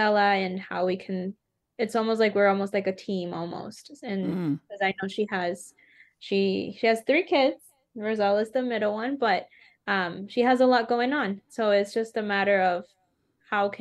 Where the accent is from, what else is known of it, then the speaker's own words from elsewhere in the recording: Boston, Massachusetts, United States; first language Spanish; English is a second language; I grew up in Boston